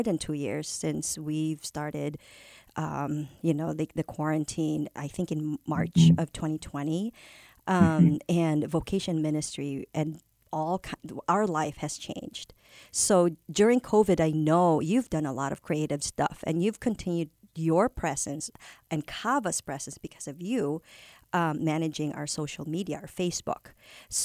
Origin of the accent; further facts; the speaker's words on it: Philippines; first language Tagalog; English is a second language; now in United States; I grew up in the Philippines. My first language is Filipino, Tagalog from Manila, and then Filipino